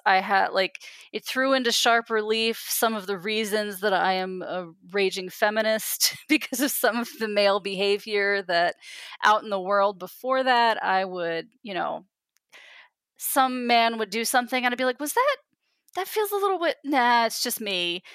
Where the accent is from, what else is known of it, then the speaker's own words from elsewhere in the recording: East Coast, United States; moved away; they knew that I was from the East Coast